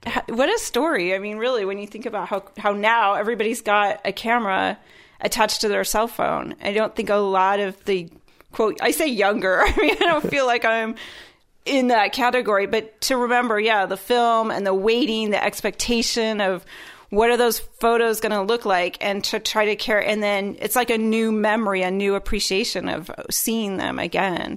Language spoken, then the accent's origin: English; Iowa, United States; born and raised in Iowa